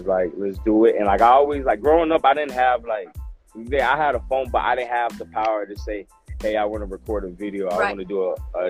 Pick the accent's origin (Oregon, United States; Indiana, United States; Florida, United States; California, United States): Florida, United States; Orlando; moved away; I'm from Orlando.